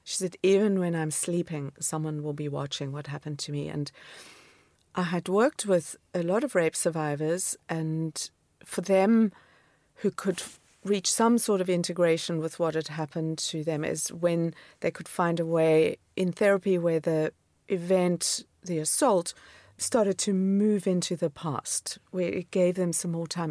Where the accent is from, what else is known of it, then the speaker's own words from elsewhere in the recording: Namibia; moved away as an adult; also born or lived in Cape Town, South Africa / New York, United States; now in London, United Kingdom; growing up in Namibia, which is desert and semi-desert